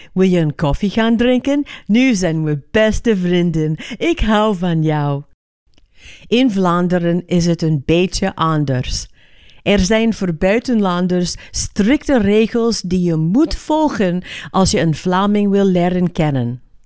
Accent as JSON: {"language": "Dutch", "region": "California", "country": "United States", "second_language": "Dutch", "moved": "as an adult", "lives_now": "Flemish Ardennes, Belgium", "said": "als Amerikaan"}